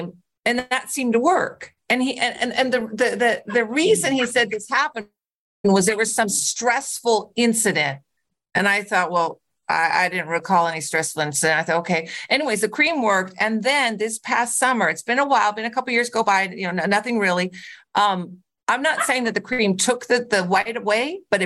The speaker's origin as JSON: {"language": "English", "region": "California", "country": "United States", "moved": "yes", "said": "I'm from California originally"}